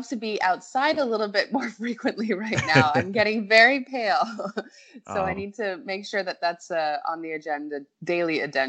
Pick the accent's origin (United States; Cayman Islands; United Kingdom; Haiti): Cayman Islands; So my father was 66 when I was born. {S4} Oh, wow. {S5} And so we had already moved to the Cayman Islands, and that's how I got here.